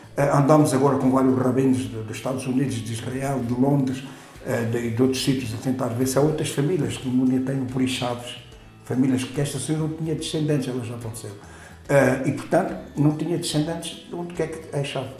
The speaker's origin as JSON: {"language": "Portuguese", "town": "Castelo de Vide", "region": "Alentejo", "country": "Portugal", "tie": "born or raised there", "said": "Quando eu era criança em Castelo Vivo"}